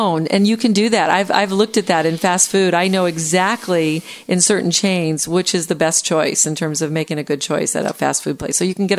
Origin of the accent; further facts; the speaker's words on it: the North, United States; I'm from the North.